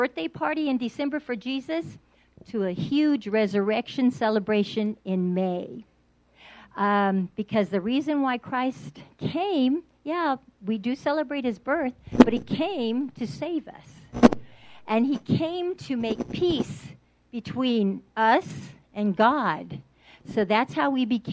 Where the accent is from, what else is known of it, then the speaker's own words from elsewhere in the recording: San Antonio, Texas, United States; I'm from San Antonio, Texas